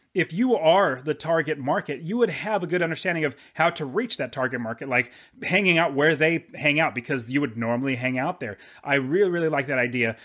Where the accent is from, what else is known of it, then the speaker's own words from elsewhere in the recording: Fresno, California, United States; That's where I was born in California